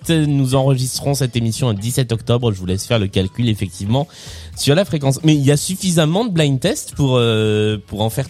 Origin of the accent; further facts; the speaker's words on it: Lyon, Auvergne-Rhône-Alpes, France; euh, je suis lyonnais, je suis, euh, prof, hein, je sais, je suis bientôt en vacances. Je suis prof de physique chimie euh, sur Lyon